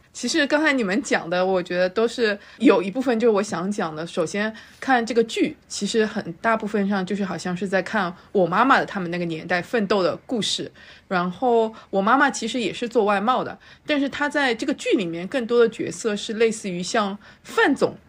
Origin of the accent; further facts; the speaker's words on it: Shanghai, China; 我的身份证是三三零开头，然后我是最早， 呃， 上海移民的那一代，就是蓝印户口的那一代。所以我刚到上海的时候是在杨浦 ，然后是搬到了徐汇。但我读书都是在浦东，所以我一直是在徐汇跟浦东之间流窜